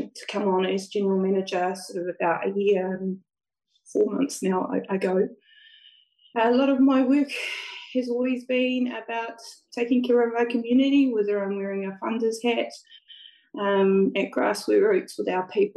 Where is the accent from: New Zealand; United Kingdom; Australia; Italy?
New Zealand; East Coast; moved away as an adult; also born or lived in Te Puaha o Waikato; now in Waikato, New Zealand; I'm from the East Coast, but fortunate to live in the beautiful part of the country they call Te Puaha o Waikato.